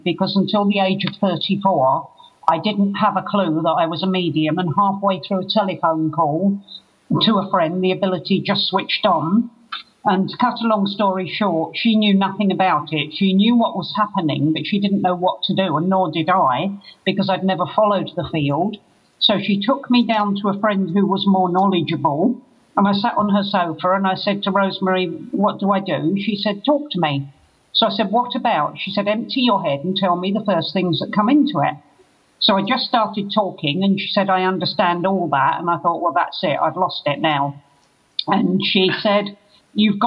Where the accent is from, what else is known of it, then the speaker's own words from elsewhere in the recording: London, United Kingdom; now in Glastonbury, United Kingdom; I'm originally a Londoner, but I live in Glastonbury